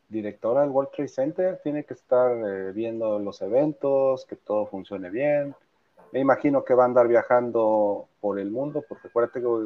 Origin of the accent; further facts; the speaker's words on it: Poza Rica, Veracruz, Mexico; now in Coatepec, Mexico; bueno, yo, ya soy más de Coatepec.